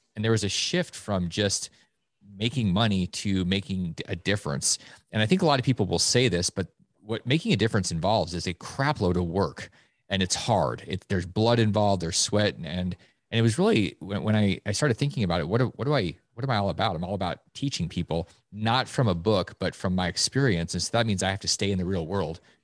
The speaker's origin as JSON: {"language": "English", "region": "Alaska", "country": "United States", "tie": "born or raised there", "moved": "yes", "said": "Growing up in Alaska"}